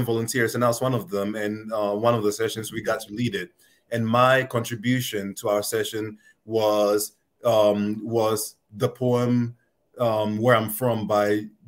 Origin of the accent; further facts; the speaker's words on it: Ghana; now in United States; growing up in Ghana